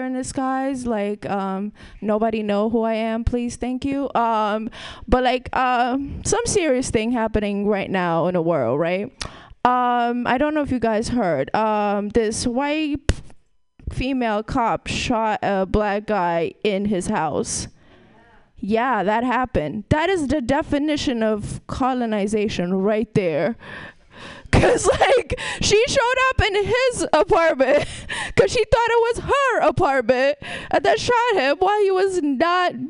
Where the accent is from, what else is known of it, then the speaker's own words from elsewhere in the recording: Ethiopia; also born or lived in Brooklyn, New York / Vermont; now in San Francisco, United States; I'm from Ethiopia. That's a whole different country. And then I lived in Brooklyn